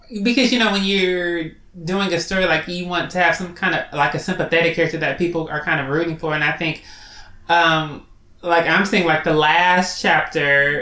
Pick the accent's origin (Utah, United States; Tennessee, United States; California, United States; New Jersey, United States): California, United States; Los Angeles; I'm from Los Angeles